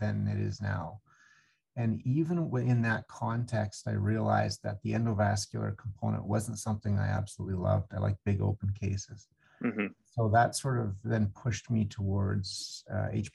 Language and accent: English; Alberta, Canada; also born or lived in Vancouver, British Columbia / Toronto, Ontario / Atlanta, Georgia / Indiana; I'm a Western Canadian kid, I guess you could say. I grew up in Alberta